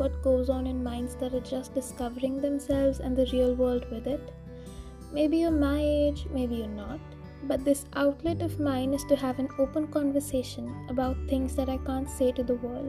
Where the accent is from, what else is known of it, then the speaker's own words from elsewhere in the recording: India; I'm an Indian 16-year-old kid